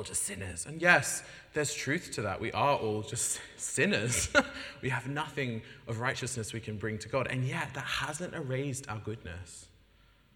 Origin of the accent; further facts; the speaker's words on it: Sydney, New South Wales, Australia; moved away as an adult; now in United Kingdom; I come from Sydney, Australia